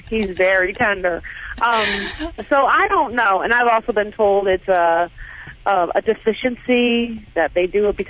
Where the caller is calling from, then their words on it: Marianna, Florida, United States; Florida. Marianna, Florida.